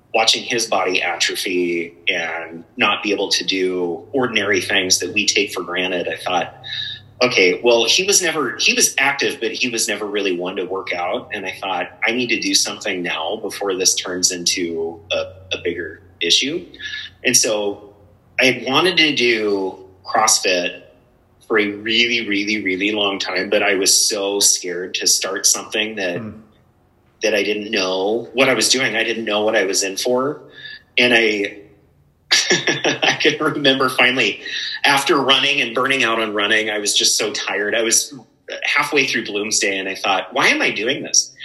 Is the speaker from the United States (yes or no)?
yes; Spokane, Washington, United States; moved away as an adult; also born or lived in Elk, Washington / Colbert, Washington / Seattle, Washington / Portland; I'm from Spokane originally